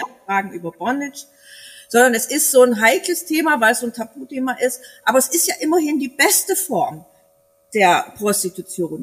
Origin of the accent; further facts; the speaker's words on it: East Germany, Germany; now in Bavaria, Germany; als Ossi